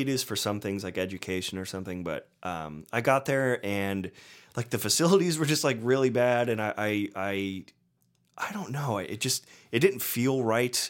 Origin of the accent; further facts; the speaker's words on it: Hudson, Ohio, United States; moved away; also born or lived in Boston / Nashville; I grew up um, in this like small, nice little town called Hudson, Ohio